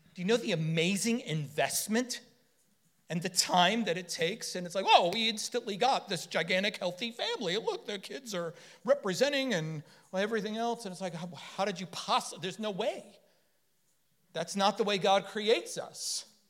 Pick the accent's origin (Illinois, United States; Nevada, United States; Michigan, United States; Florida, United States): Florida, United States; we're from Florida